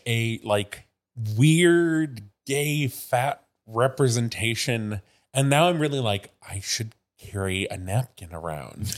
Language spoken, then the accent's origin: English; Midwest, United States; moved away; I grew up in the Midwest